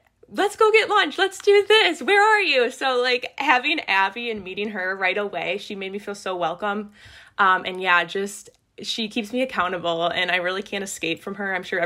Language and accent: English; Germantown, Wisconsin, United States; I am from Germantown, Wisconsin